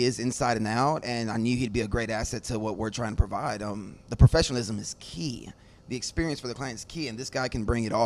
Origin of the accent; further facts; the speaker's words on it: Houston, Texas, United States; also born or lived in San Marcos, Texas / Austin, Texas; Growing up in the Houston, Clear Lake area